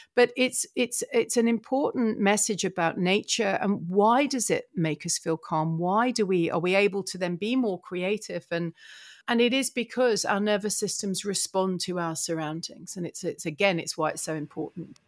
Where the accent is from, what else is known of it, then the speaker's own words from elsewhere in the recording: Essex, East of England, United Kingdom; a town, um, so in Essex, so it was quite green